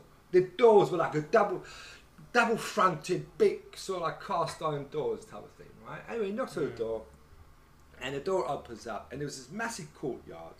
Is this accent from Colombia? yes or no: no; England, United Kingdom; we're English